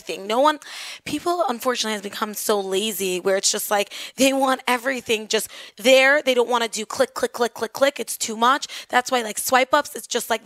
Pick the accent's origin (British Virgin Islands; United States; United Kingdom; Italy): United States; Five Towns, New York; I'm from the Five Towns and I basically represent it, they wanted someone who's from here